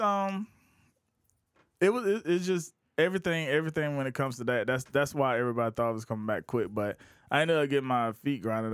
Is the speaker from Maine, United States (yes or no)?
no; outside of Columbia, South Carolina, United States; also born or lived in Augusta, Georgia; I'm from outside of Columbia